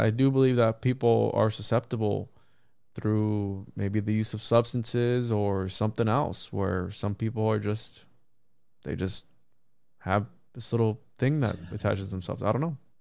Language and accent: English; Puerto Rico; When I grew up in Puerto Rico